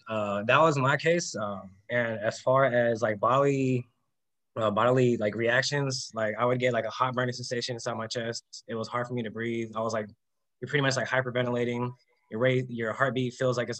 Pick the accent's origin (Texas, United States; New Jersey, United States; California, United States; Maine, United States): California, United States; San Diego; I'm actually from Southern California, San Diego.